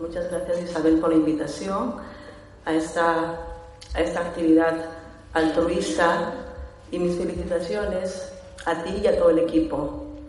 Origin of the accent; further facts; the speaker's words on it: Peru; Soy de Perú